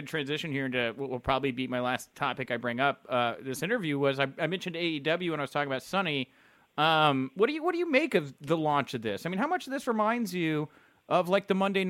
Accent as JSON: {"language": "English", "region": "the South", "country": "United States", "said": "I'm from the South."}